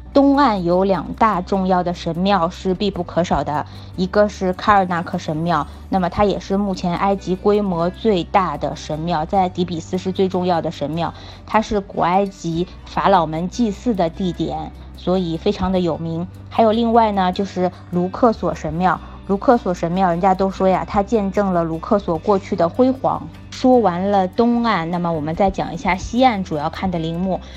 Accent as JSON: {"language": "Chinese", "town": "Lanzhou", "region": "Gansu", "country": "China", "tie": "born or raised there", "moved": "yes", "lives_now": "Shanghai, China", "said": "我作为一个在兰州出生、兰州长大的人"}